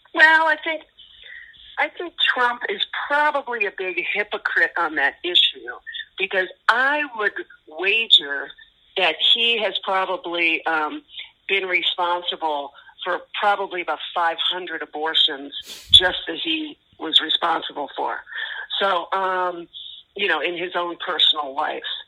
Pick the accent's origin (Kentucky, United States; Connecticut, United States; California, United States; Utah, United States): California, United States; Los Angeles; we are from Los Angeles, and our band started in 1985